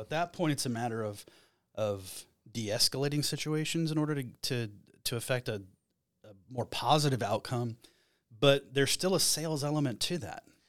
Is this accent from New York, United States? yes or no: no; Flagstaff, Arizona, United States; moved away as an adult; I'm originally from Flagstaff, Arizona